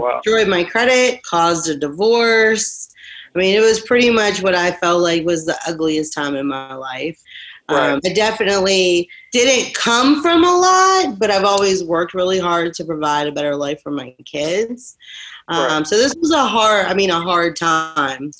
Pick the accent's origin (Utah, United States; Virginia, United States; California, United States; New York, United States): Virginia, United States; Rutherglen; also born or lived in Florida; I grew up in Virginia. I was 21 when I moved to Florida